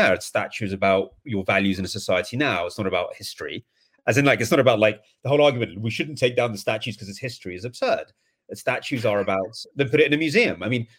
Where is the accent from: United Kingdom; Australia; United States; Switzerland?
United Kingdom; England; I mean, maybe because I'm English, I mean, maybe into a more softer way of talking about this